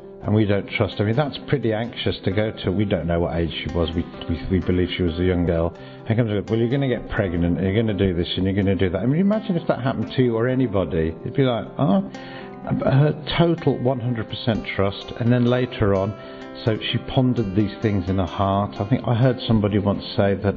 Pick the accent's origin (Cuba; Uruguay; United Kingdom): United Kingdom; Birmingham, West Midlands; I'm from, well, Birmingham originally, but my parents were Polish immigrants